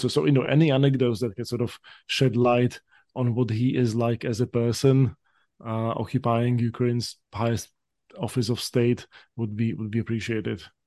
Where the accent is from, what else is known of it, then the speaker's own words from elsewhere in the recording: Slovakia; now in United States; Slovak American who, uh, grew up during the years when when, when my home country emerged out of communism